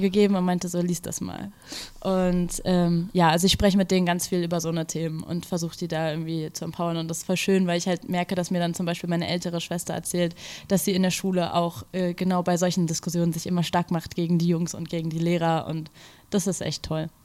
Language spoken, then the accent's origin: German; Berlin, Germany; bin aufgewachsen in Berlin mit diesem, also zwischen zwei Kulturen